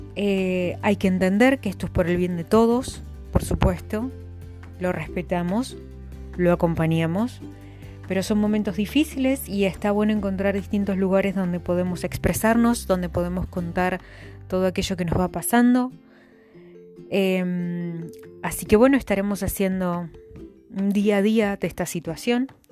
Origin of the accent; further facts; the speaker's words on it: La Pampa, Argentina; soy de La Pampa, una vasta provincia de Argentina